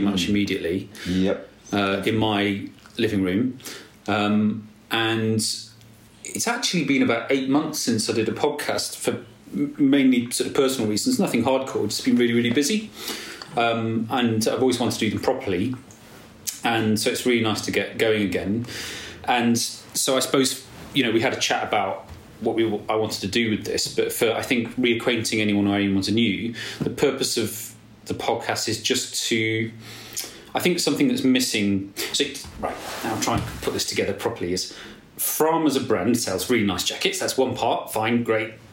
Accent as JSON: {"language": "English", "region": "England", "country": "United Kingdom", "said": "And I think there's a lot of, particularly being English, a lot of social barriers and this apologetic thing."}